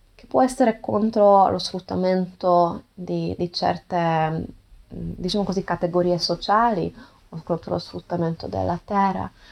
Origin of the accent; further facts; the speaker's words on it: Hungary; Italian is a second language; non sono madrelingua, sono ungherese